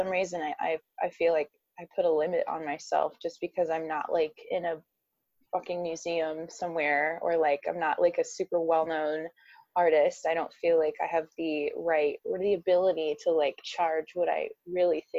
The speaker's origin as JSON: {"language": "English", "region": "Midwest", "country": "United States", "said": "I'm from the Midwest."}